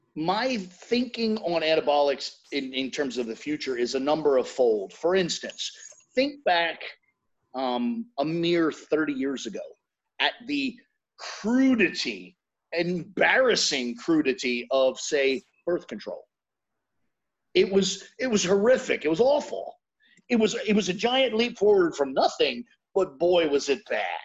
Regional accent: United States; I'm American, so maybe I'm just looking through an American lens.

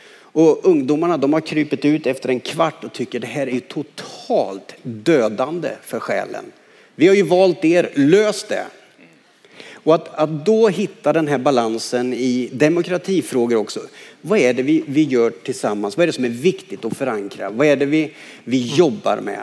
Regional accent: Karlskoga, Örebro County, Sweden; när jag växte upp i Karlskoga

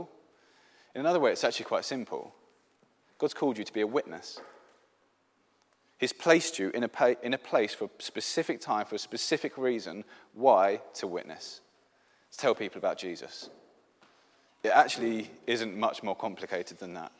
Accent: England, United Kingdom; first language English; now in Sweden; I'm an English Christian

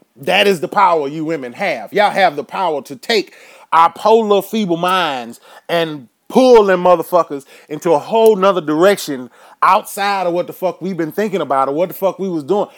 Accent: Houston, Texas, United States; I'm from Houston

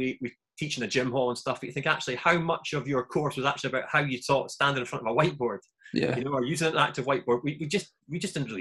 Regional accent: Scotland, United Kingdom; moved away as an adult; now in England; a Scottish guy

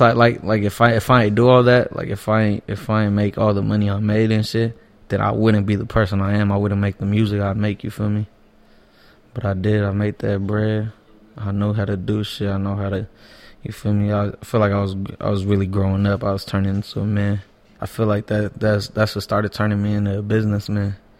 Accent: Los Angeles, California, United States; also born or lived in Hawthorne, California; I pretty much grew up in East Hollywood my whole life

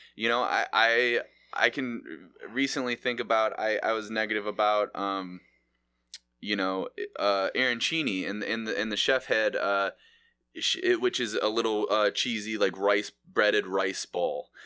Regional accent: Mentor, Ohio, United States; I grew up in Manor. We had a Mallee's over there

